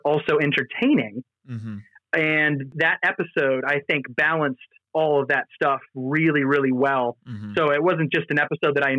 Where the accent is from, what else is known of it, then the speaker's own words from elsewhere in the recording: United States; me as an American